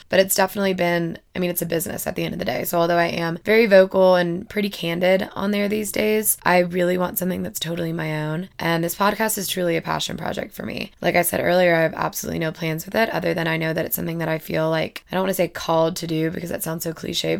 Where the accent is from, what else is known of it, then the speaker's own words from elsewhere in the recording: Madison, Alabama, United States; moved away as an adult; also born or lived in Auburn, Alabama; now in Denver, United States; I am originally from Madison, Alabama